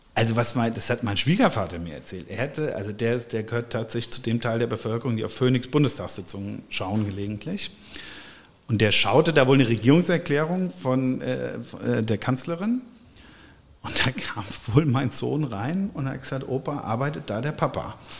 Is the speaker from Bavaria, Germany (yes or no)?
no; Erbach, Hesse, Germany; moved away as an adult; now in Wiesbaden, Germany; ich bin aufgewachsen in Erbach im Rheingau, in einem Weingut, das wissen, glaube ich, die meisten, und habe da auch die ersten 39 Jahre meines Lebens ähm, verbracht und gewohnt.